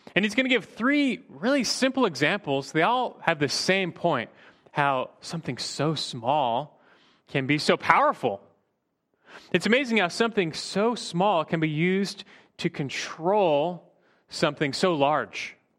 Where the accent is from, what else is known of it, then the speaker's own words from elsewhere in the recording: Burbank, California, United States; growing up in Burbank